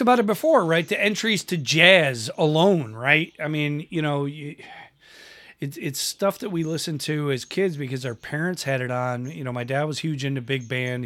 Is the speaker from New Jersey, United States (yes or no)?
no; Western New York, United States; where I grew up in in Western New York